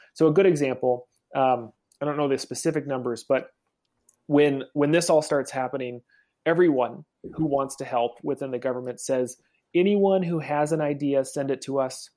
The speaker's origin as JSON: {"language": "English", "region": "Oregon", "country": "United States", "said": "I'm from Oregon"}